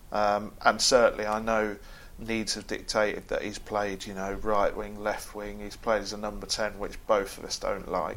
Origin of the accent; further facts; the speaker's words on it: England, United Kingdom; we, as English football crowds